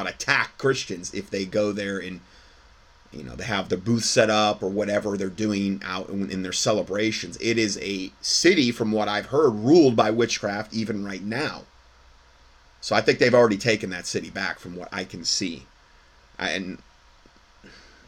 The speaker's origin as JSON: {"language": "English", "town": "Salem", "region": "Ohio", "country": "United States", "tie": "born or raised there", "said": "I was born in Salem, Ohio"}